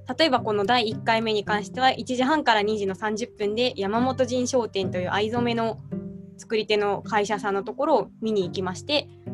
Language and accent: Japanese; Nara, Japan; 私はですね、奈良県生まれ、奈良県育ちで、今も一応